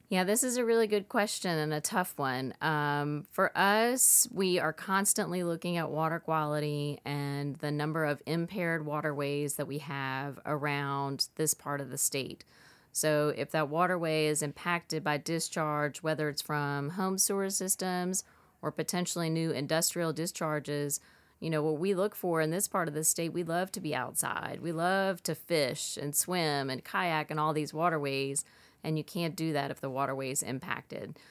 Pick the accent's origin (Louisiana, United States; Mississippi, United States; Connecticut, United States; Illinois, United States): Louisiana, United States; Lake Pontchartrain; I grew up here in Louisiana, in fact, on Lake Ponta Train